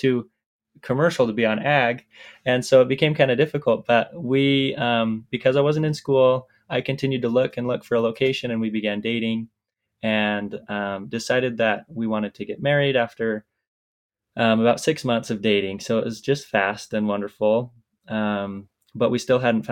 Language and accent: English; Southeast Idaho, United States; I grew up in Idaho, Southeast Idaho, on a small farm that my family has